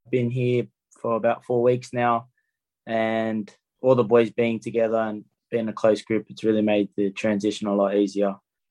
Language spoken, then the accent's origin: English; Sydney, New South Wales, Australia; Yeah, so I'm from Maroubra, so a local boy. Grew up there my whole life